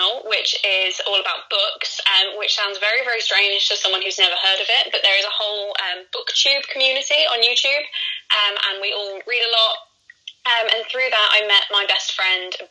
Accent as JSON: {"language": "English", "region": "West Midlands", "country": "United Kingdom", "said": "I'm from the West Midlands in the UK."}